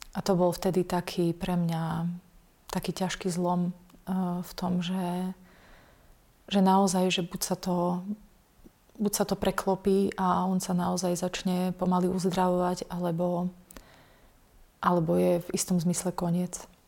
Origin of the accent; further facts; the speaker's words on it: Bardejov, Prešov Region, Slovakia; also born or lived in England; v Bardejove, v mojom rodnom meste